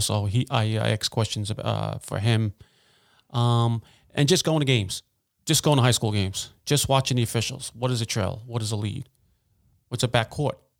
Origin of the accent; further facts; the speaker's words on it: United States; I grew up in Wilson Park